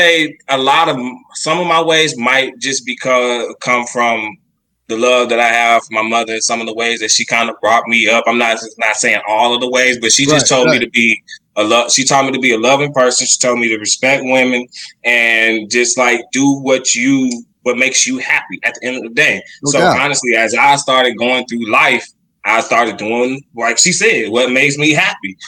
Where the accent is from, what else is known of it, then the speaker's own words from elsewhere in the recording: Texas, United States; We are from Texas